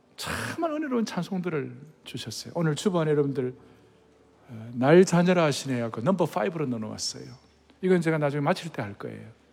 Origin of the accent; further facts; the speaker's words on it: Yeongnam, South Korea; 저는 아주 영남 출신이